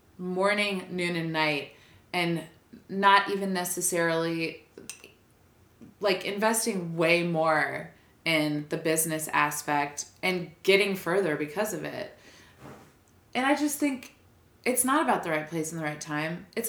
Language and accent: English; New Orleans, Louisiana, United States; moved away as an adult; also born or lived in Minneapolis; I grew up in New Orleans